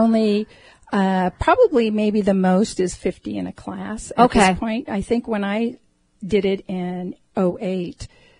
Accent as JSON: {"language": "English", "region": "Iowa", "country": "United States", "tie": "born or raised there", "also_born_or_lived": "San Diego", "moved": "yes", "said": "I grew up in Iowa, and I've lived several places, and San Diego being one of them, too."}